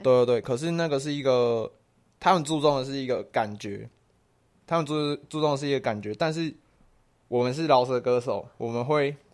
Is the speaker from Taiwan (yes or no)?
yes; Taiwan; 我们就是台湾人，我们就是，诶，小时候翘课打网咖的那种白痴